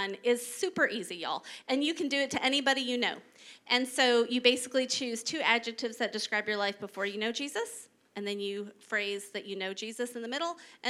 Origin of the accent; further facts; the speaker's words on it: Texas, United States; I was from Texas